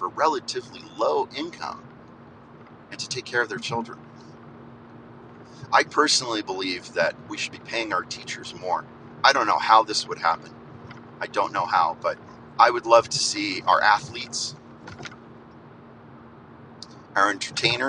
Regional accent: United States; as American people

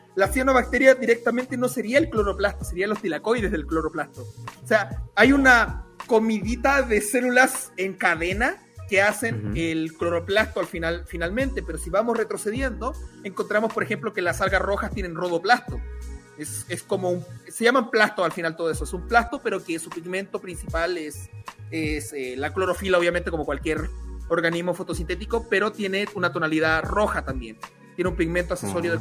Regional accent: Chile; now in Mexico; en Chile sí, porque comemos urocordados

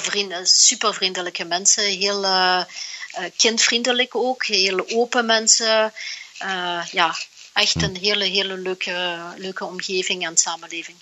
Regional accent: Flanders, Belgium; moved away as an adult; now in Singapore

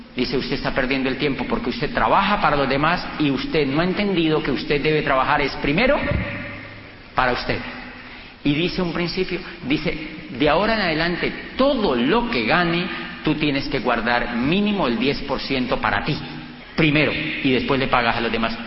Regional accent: Colombia; yo vengo de Colombia

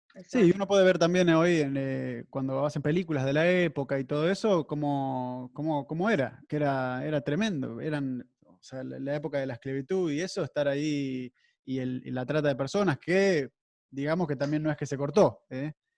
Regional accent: Argentina; now in Miami, United States; Yo soy argentino

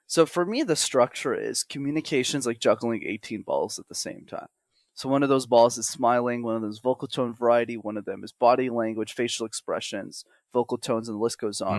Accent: Montreal, Quebec, Canada; first language English; born and raised in Montreal, which is a city in Canada

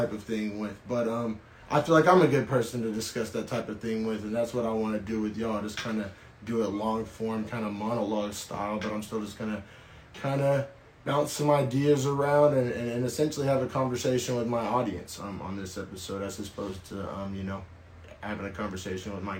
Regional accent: Norman, Oklahoma, United States; now in Bay Area, United States; I was raised in Oklahoma, sometimes in a small town

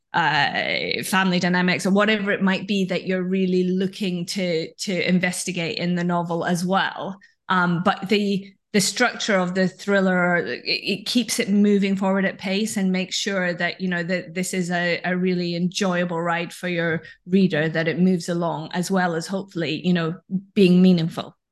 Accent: Scotland, United Kingdom; now in London, United Kingdom; This is where I live now, although I grew up in Scotland.

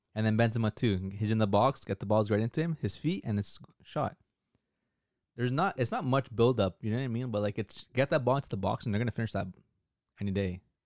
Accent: Canada; back home in Canada

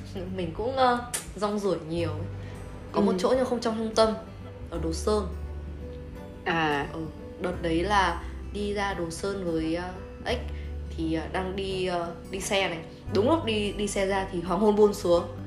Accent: Haiphong, Vietnam; quê hương của chúng tôi

